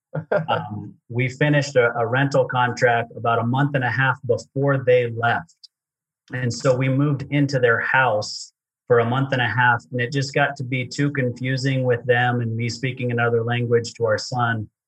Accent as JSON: {"language": "English", "region": "Utah", "country": "United States", "tie": "born or raised there", "said": "I grew up in Utah"}